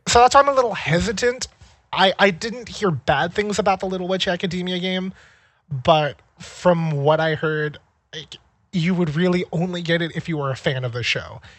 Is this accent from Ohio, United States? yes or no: no; California, United States; moved away as an adult; also born or lived in Maine; now in Seattle, United States; I grew up in California and then I went to school in Maine